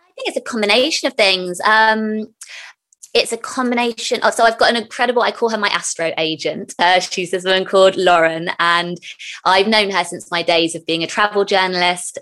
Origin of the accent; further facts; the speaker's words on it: near Glastonbury, South West England, United Kingdom; when I was younger, we grew up near Glastonbury, the town